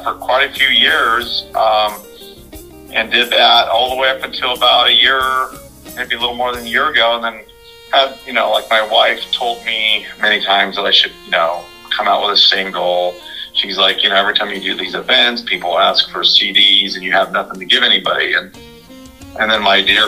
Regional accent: California, United States; moved away; also born or lived in Las Vegas / Panama City; I'm from California

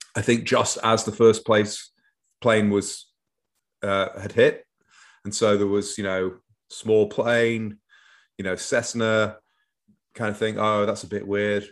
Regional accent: Manchester, North West England, United Kingdom; moved away as an adult; now in Northern Virginia, United States; grew up in Manchester, northwest of England, mostly

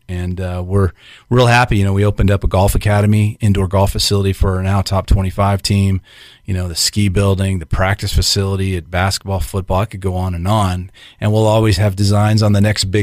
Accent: Los Angeles, California, United States; moved away; also born or lived in Tampa; I watched it growing up in Los Angeles

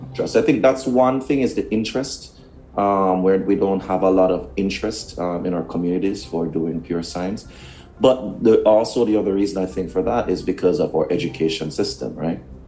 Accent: Kingston, Jamaica; moved away; also born or lived in Portmore, Jamaica / United States; I grew up in Kingston, Jamaica

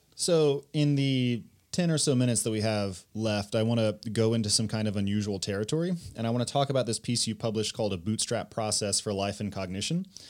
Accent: United States; I'm an American

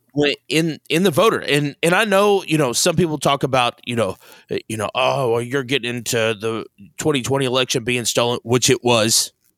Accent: Missouri, United States; we're from Missouri

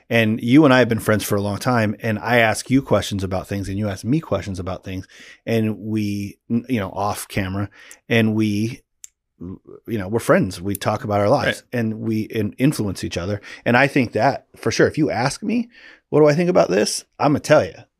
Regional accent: Pacific Northwest, United States; growing up in the Pacific Northwest

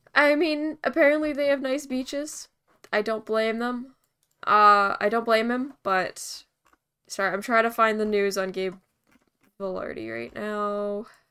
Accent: Winnipeg, Manitoba, Canada; now in Vancouver, Canada; my hometown Jets

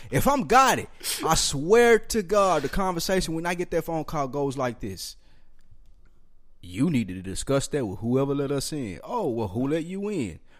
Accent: New York, United States; I'm from New York

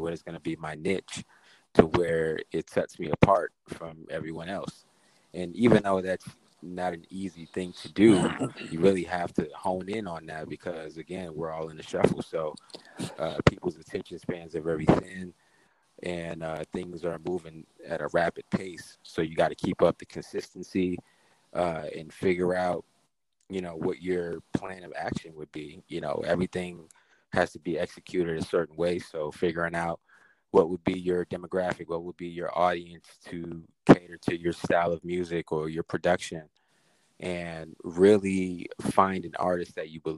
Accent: New York City, New York, United States; I'm from Queens, New York. I'm more of a up north guy.

